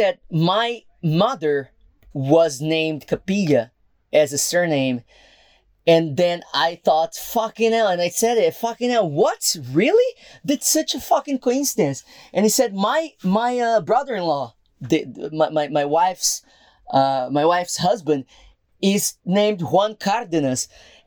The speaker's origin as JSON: {"language": "English", "country": "Brazil", "moved": "yes", "said": "I'm not from here, I'm actually from Brazil."}